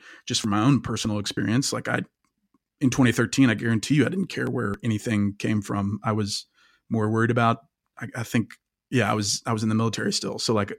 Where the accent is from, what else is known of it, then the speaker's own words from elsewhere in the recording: Kansas, United States; than just growing up in Kansas in the suburbs.